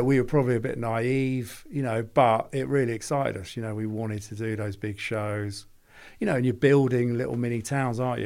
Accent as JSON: {"language": "English", "region": "London", "country": "United Kingdom", "also_born_or_lived": "Birmingham", "moved": "as an adult", "said": "I'm from London"}